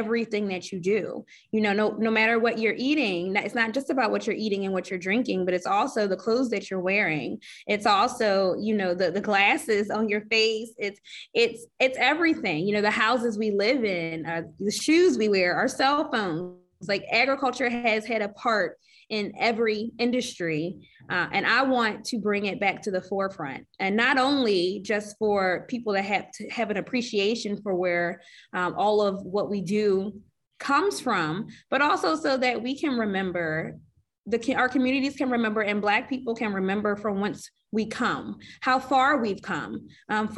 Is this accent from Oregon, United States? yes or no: no; Philadelphia, Pennsylvania, United States; me being a Philadelphian, I am from here. I'm also from Northwest Philadelphia, Germantown